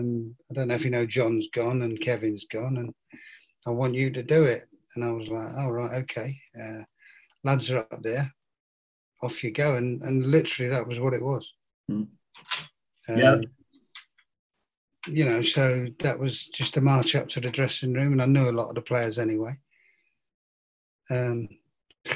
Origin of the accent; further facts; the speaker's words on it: London, United Kingdom; moved away as an adult; also born or lived in Barnsley / Blackpool / Plymouth / Chesterfield; I'm north from London, but yeah, I did. I left there when I was, was I 18, 19, and I went to Barnsley